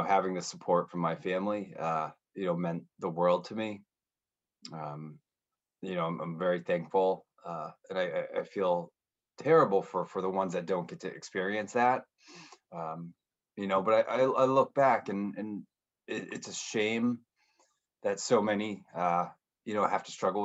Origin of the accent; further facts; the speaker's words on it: northern New Hampshire, United States; also born or lived in Tampa; now in Boston, United States; I grew up in New England, specifically in northern New Hampshire